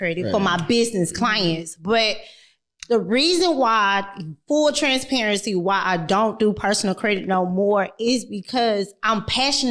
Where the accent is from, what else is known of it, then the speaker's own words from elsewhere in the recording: United States; I was born and raised in South Park